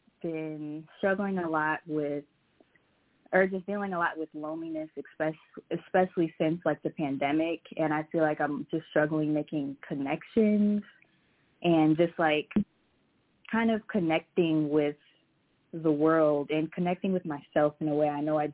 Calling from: Minneapolis, Minnesota, United States; I'm calling in from Minneapolis.

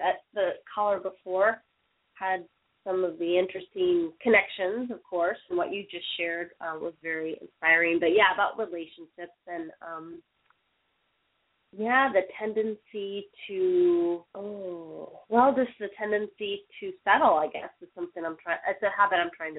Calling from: Austin, Texas, United States; I am calling from Austin, Texas.

